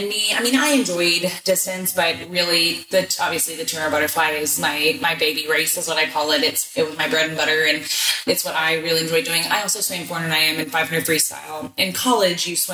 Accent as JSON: {"language": "English", "town": "Houston", "region": "Texas", "country": "United States", "tie": "born or raised there", "said": "I'm from Houston."}